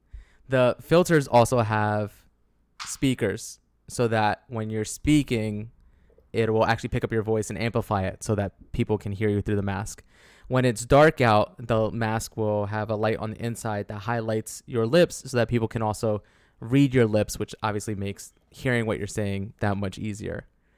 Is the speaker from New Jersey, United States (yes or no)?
yes; New Jersey, United States; So, growing up in Jersey.